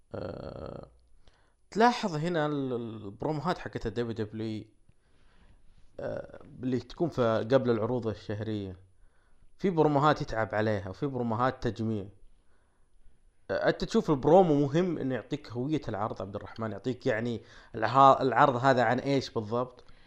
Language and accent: Arabic; Saudi Arabia; عندنا في السعودية